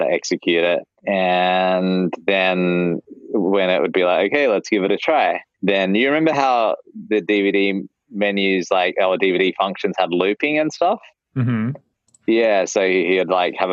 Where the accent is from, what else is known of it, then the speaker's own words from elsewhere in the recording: Australia; moved away as an adult; now in United States; being an Aussie in the States on an O-1 visa